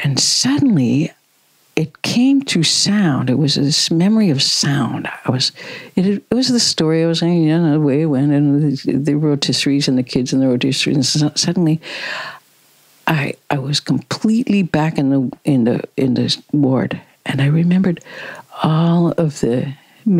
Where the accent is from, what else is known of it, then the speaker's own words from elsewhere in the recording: Midwest, United States; I grew up in the Midwest in the United States